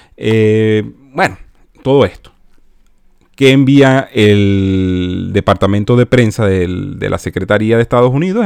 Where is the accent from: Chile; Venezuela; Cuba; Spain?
Venezuela; moved away; salí de Venezuela por cuestiones de socialismo